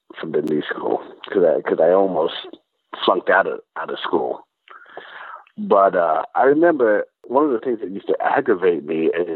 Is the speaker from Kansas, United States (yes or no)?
no; Chicago, Illinois, United States; moved away as an adult; also born or lived in New York; I was from Chicago